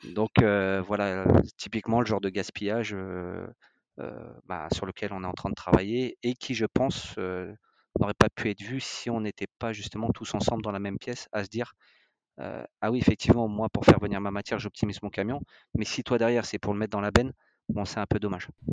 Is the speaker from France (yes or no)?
yes; France; on est français, on est des latins